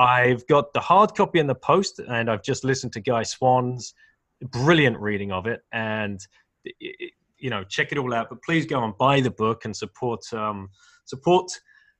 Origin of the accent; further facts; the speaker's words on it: United Kingdom; as a British person